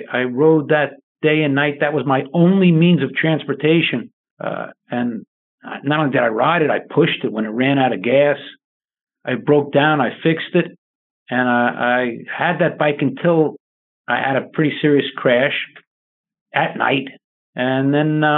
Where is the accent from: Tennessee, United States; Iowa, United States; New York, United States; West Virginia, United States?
New York, United States; I grew up in New York